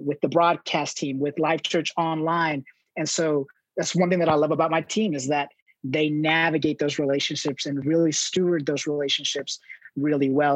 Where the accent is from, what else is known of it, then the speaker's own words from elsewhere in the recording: Los Angeles, California, United States; moved away as an adult; I grew up in Southern California in Los Angeles